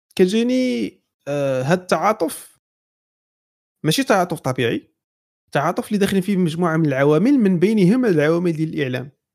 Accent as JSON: {"language": "Arabic", "country": "Morocco", "said": "حنا مغاربه"}